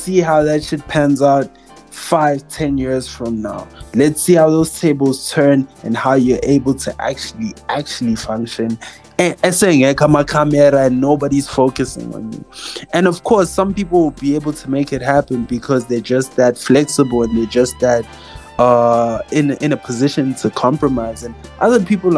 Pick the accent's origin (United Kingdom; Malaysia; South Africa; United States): South Africa; as a black boy growing up in South Africa